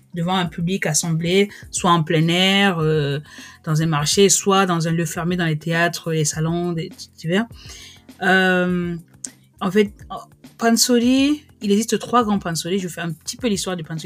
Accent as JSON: {"language": "French", "country": "France", "also_born_or_lived": "Cameroon", "moved": "as an adult", "lives_now": "South Korea", "said": "Je suis française d'origine camerounaise"}